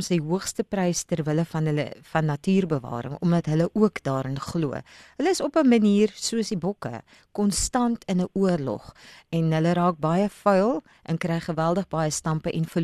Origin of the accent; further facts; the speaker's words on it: South Africa; now in Cape Town, South Africa; Ek het die voorreg mm. gehad om in daai omgewing groot te word as kind daar by die Wildtuin letterlik langs die Wildtuin